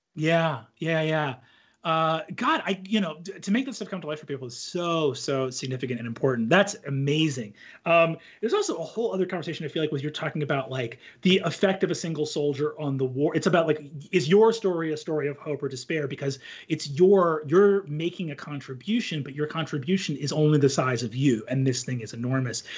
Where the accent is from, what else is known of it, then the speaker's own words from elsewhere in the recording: United States; as an American living in the current time period